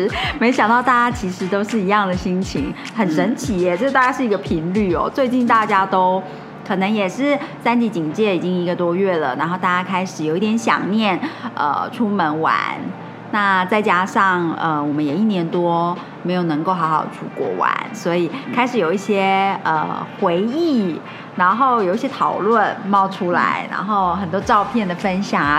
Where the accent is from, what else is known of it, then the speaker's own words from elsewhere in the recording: Taiwan; 我们台湾人